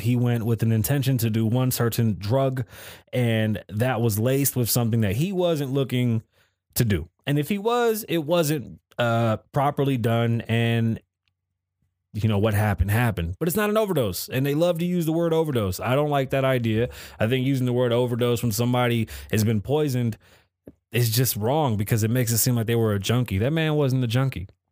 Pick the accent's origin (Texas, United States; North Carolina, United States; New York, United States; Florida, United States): New York, United States; New York City; I'm from the Bronx